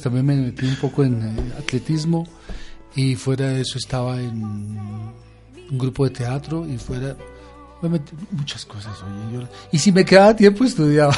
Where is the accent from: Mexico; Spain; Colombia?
Colombia; Villapinzón, Cundinamarca; moved away; siempre regreso a mi pueblo